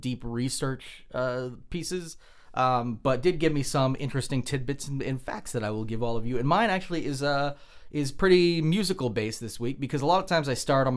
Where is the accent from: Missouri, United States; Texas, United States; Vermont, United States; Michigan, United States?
Vermont, United States; We're from Vermont